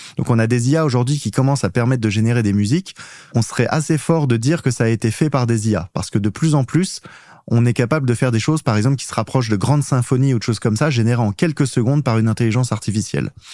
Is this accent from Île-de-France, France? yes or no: no; Auxerre, Bourgogne-Franche-Comté, France; je suis pas très loin, je suis d'Auxerre.